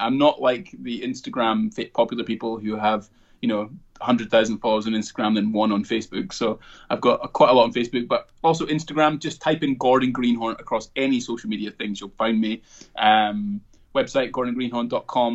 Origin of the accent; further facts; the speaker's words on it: Aberdeenshire, Scotland, United Kingdom; also born or lived in Edinburgh; I was born in Edinburgh, but raised in Aberdeenshire